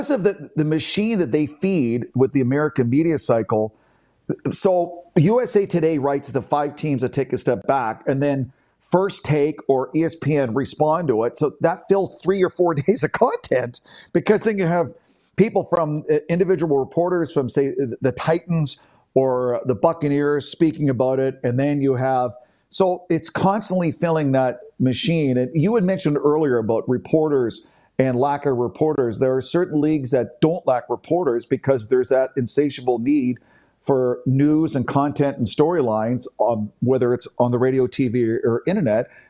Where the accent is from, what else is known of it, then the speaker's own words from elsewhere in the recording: Canada; that's why it's top five individual sporting moment as a Canadian sports fan that I've ever witnessed.